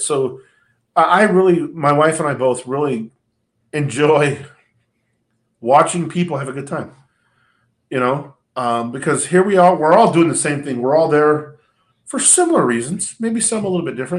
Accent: Southern California, United States; moved away as an adult; now in Polk County, Florida, United States; I grew up in Southern California

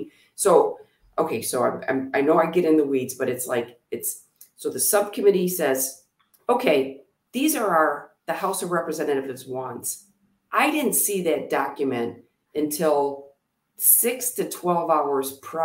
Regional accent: Oxford, Michigan, United States; we grew up in Oxford. Half of my life was spent in Oxford

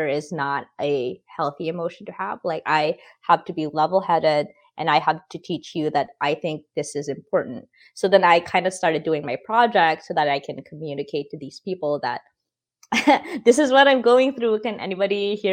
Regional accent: Philippines; now in United States; I grew up in the Philippines where, you know, it's super Catholic, it's super patriarchal

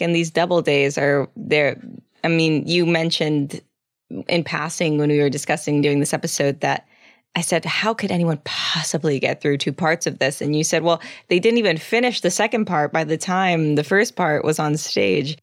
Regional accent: South Texas, United States; I grew up in South Texas with a bunch of Catholic Mexicans

